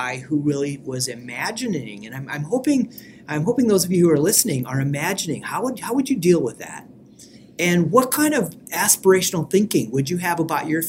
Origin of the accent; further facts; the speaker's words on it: Sioux Falls, South Dakota, United States; moved away as an adult; where I grew up in Sioux Falls, South Dakota